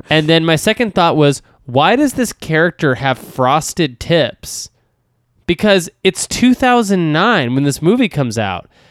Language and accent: English; Texas, United States; I grew up in Texas